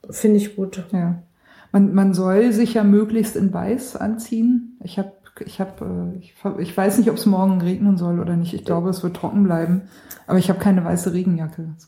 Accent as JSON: {"language": "German", "region": "Baden-Württemberg", "country": "Germany", "accent": "Swabian", "said": "ja gut, ich komme aus Schwaben. Ich äh, sag der Butter und der Klo."}